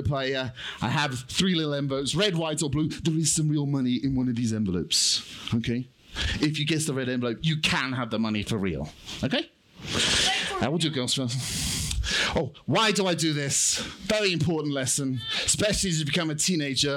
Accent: United Kingdom; I'm British

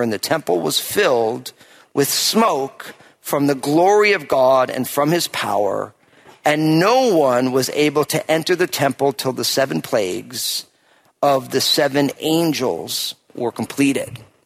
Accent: New Jersey, United States; moved away as an adult; also born or lived in West Coast; my home state of New Jersey

